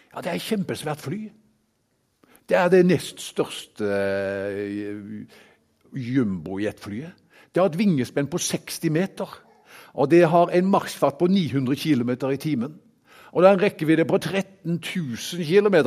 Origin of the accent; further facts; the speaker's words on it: Haugesund, Rogaland, Norway; now in Kristiansand, Norway; Jeg kommer opprinnelig fra Haugesund